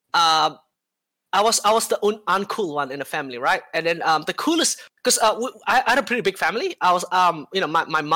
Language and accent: English; Indonesia; now in New Zealand; I've actually never been back to my home country in Indonesia for since 2003